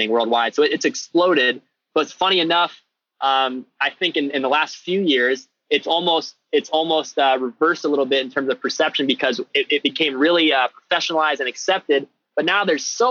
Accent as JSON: {"language": "English", "region": "Ohio", "country": "United States", "said": "I'm from Ohio in the US, which is the middle part of the country"}